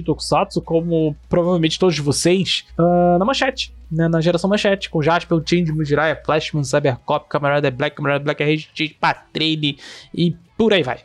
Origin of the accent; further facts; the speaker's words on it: Niterói, Rio de Janeiro, Brazil; now in Brasília, Brazil; moro em Brasília, mas sou de Niterói, no Rio de Janeiro